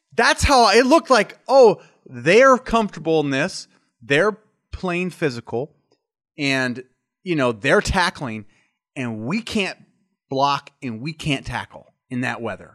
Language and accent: English; Nebraska, United States; I'm from Nebraska, which is a cold weather state